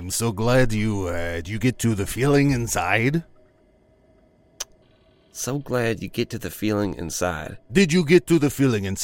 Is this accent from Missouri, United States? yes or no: yes; Missouri, United States; Ah, yes, I am from the Ozarks, and the Ozarks are a mysterious and interesting place, full of woods and cars on cinder blocks.